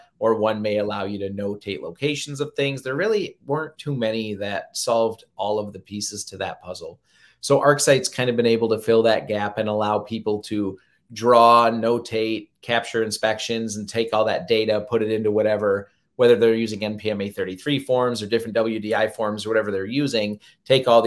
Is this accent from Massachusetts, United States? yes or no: no; Michigan, United States; I'm from Michigan, so we have a lot of lakes and a lot of area to cover